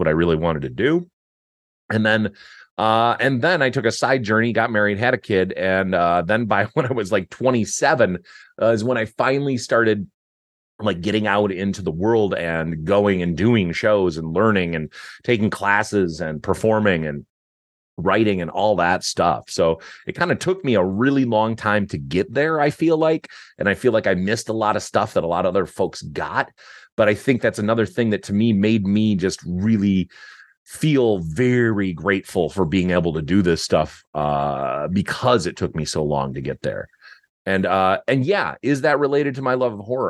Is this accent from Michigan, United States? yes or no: yes; Detroit, Michigan, United States; We grew up in Detroit